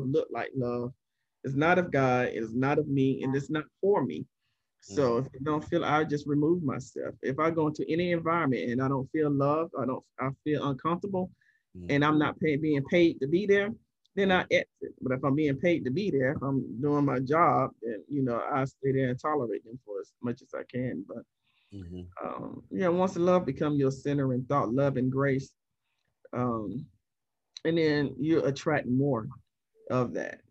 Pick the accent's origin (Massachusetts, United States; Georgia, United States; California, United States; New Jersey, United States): Georgia, United States; Columbus; moved away; also born or lived in Atlanta / Florida; I grew up in Columbus, Georgia